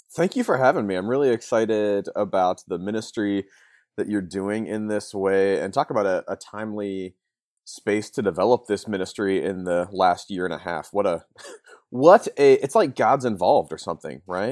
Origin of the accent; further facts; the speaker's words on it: Northeast Ohio, United States; moved away; I grew up in Northeast Ohio